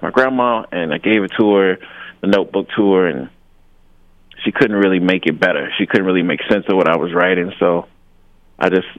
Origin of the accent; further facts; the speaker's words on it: Jackson, Mississippi, United States; also born or lived in Wisconsin; I was raised in Jackson, Mississippi